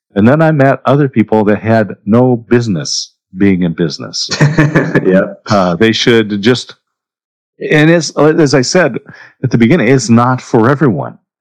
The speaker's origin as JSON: {"language": "English", "town": "Corvallis", "region": "Oregon", "country": "United States", "tie": "born or raised there", "also_born_or_lived": "Southern California", "said": "I did grow up in Oregon, in Corvallis, Oregon. I was born in Southern California"}